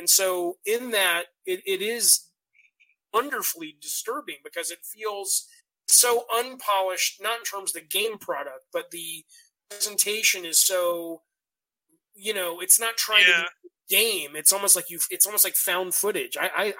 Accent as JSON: {"language": "English", "region": "the South", "country": "United States", "tie": "born or raised there", "said": "I grew up in the South"}